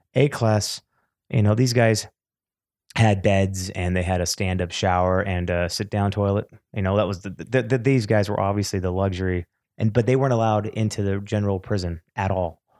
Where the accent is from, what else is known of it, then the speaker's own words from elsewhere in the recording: California, United States; also born or lived in Beverly Hills, California; I was born in Beverly Hills, but I was raised in the valley and then the Antelope Valley. uh, which is about sixty miles north of L A.